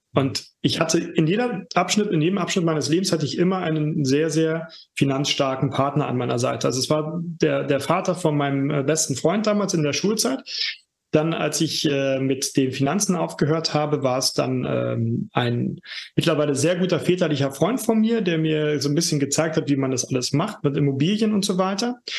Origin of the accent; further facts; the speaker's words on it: Germany; now in Berlin, Germany; ich komme aus der DDR sogar gebürtig